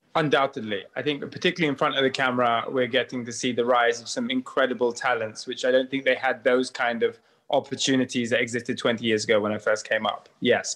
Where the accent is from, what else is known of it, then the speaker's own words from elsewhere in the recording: Nigeria; I come from Nigeria, so many different ethnic groups and traditions, religions